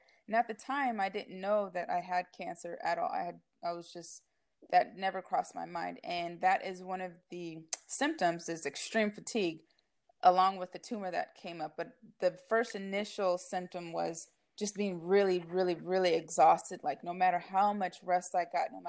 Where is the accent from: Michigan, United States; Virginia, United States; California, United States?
California, United States; Novato; I grew up in Novato, California